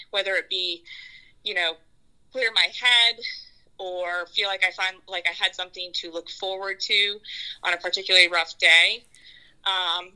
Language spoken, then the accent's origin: English; San Antonio, Texas, United States; also born or lived in Houston; San Antonio is my hometown.